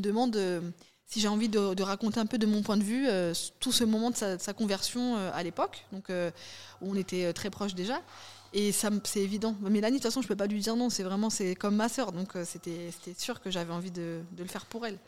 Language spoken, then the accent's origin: French; France; on est en France, c'est la loi du sol. Hmm. Donc, de fait, on est français